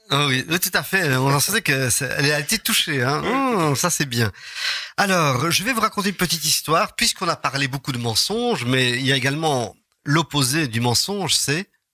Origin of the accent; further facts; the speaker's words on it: Charleroi, Wallonia, Belgium; Quand on est de Charleroi